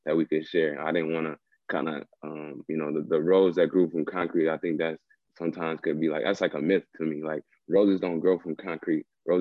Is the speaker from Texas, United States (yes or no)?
no; Minneapolis, Minnesota, United States; I'm from South Minneapolis. I'm from like the corner where George Floyd died, like the corner store where George Floyd died. I'm from like that block.